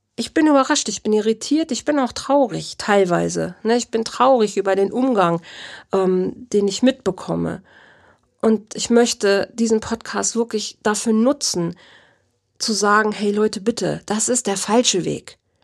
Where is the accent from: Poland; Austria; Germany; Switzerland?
Germany; Bei uns in Deutschland